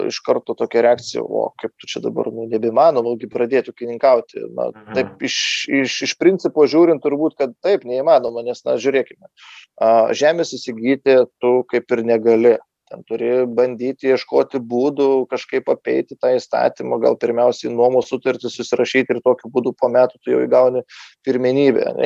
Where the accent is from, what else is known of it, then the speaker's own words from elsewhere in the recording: Lithuania; mes lietuviai